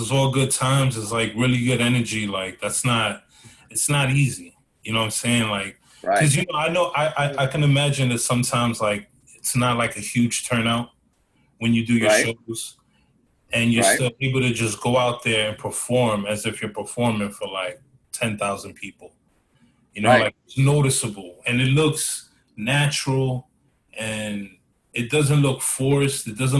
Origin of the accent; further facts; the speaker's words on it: Queens, New York, United States; now in Florida, United States; Been in Florida 30 years, still talking about, yeah, I'm from Queens.